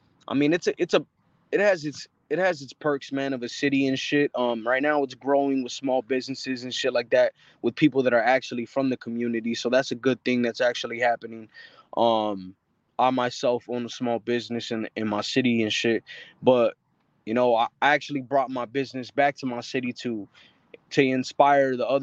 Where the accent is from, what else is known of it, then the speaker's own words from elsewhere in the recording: Avondale, Arizona, United States; I'm from Avondale, Arizona. Right. It's a small little city.